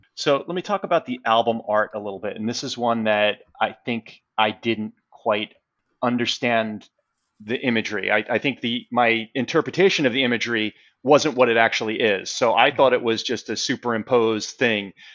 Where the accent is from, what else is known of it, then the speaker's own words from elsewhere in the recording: New York City, New York, United States; I'm from Queens